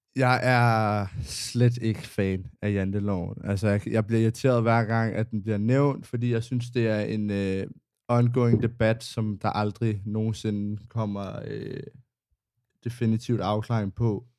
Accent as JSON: {"language": "Danish", "town": "Copenhagen", "region": "Capital Region of Denmark", "country": "Denmark", "tie": "born or raised there", "said": "jeg har gået i skole i Indre"}